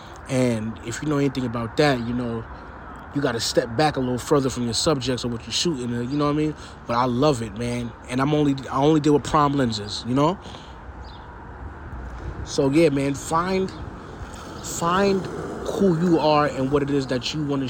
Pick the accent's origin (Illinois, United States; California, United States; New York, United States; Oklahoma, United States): New York, United States; New York City; I'm from New York City, man